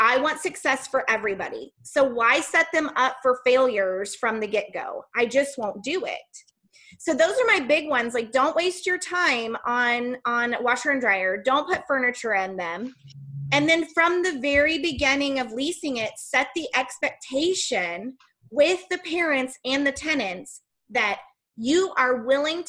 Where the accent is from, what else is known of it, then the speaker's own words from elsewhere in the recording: Missouri, United States; I'm from Missouri, and it's the show me state